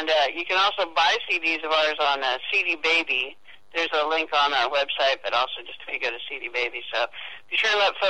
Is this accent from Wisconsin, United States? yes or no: no; Portland, Oregon, United States; we're from Portland, Oregon.